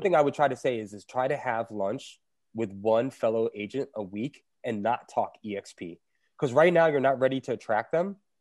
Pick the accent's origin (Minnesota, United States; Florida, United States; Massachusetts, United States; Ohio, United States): Florida, United States; Fort Lauderdale; now in Asheville, United States; it's my hometown